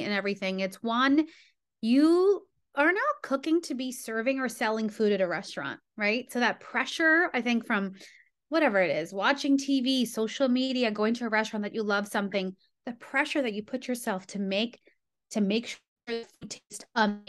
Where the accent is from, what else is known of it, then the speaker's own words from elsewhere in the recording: San Juan, Puerto Rico; moved away; I grew up in Puerto Rico, in San Juan, Puerto Rico